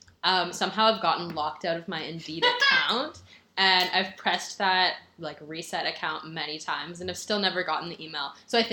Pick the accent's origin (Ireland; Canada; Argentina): Canada; Ontario; from Ontario.